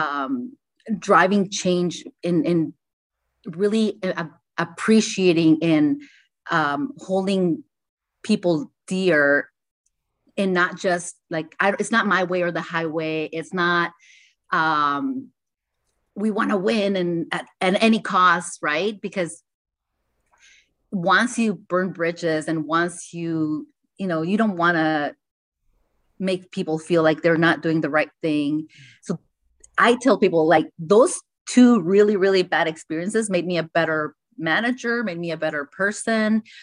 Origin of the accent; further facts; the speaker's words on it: Tijuana, Baja California, Mexico; I was born in Tijuana, and there's a lot of manufacturing there.